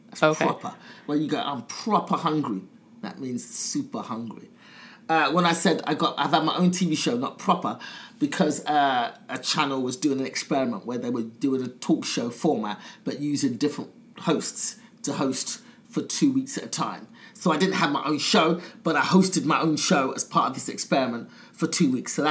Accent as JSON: {"language": "English", "region": "England", "country": "United Kingdom", "said": "Yes, I'm coming from England as a pretty well known comic."}